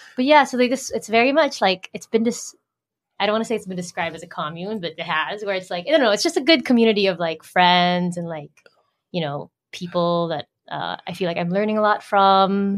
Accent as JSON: {"language": "English", "town": "Manila", "region": "Metro Manila", "country": "Philippines", "tie": "born or raised there", "also_born_or_lived": "United States", "first_language": "English", "moved": "as an adult", "said": "I was born and raised here. Born and raised here, but then I moved to the U.S. 2012 for college and then work"}